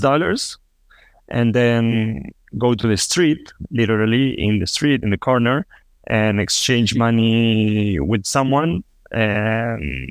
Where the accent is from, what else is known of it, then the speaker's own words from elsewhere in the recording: Buenos Aires, Argentina; also born or lived in Costa Rica / Peru; now in Toronto, Canada; I am originally from Argentina. I was born in Buenos Aires, uh, but I lived in Costa Rica. I lived in Peru, and now I'm living in Canada.